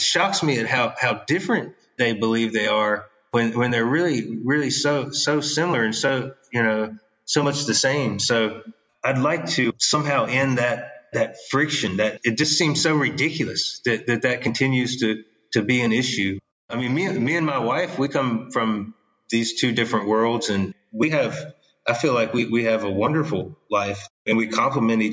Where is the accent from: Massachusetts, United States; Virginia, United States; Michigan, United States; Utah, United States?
Virginia, United States; moved away as an adult; also born or lived in Australia; I came from Virginia